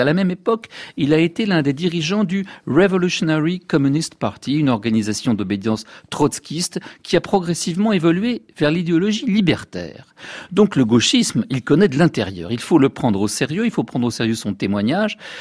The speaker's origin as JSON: {"language": "French", "country": "France", "said": "chez nous en France"}